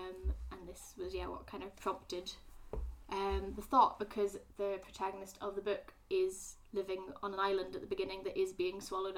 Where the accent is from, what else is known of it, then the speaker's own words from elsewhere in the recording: Scotland, United Kingdom; moved away; also born or lived in Glasgow; I am a Scottish person